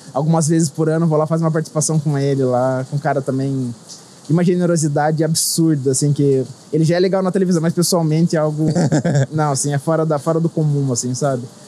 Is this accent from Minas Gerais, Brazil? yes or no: no; Sorocaba, São Paulo, Brazil; sou de Sorocaba, no interior de São Paulo